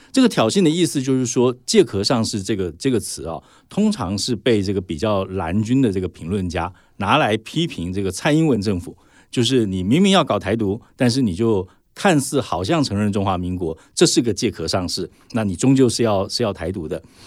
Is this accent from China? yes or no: no; Taiwan; 我们台湾人